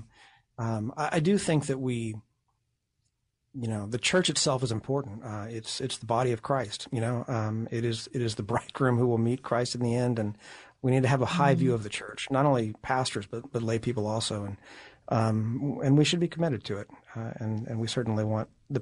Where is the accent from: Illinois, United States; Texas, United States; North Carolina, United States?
Texas, United States; moved away as an adult; now in Pittsburgh, United States; I'm from Texas.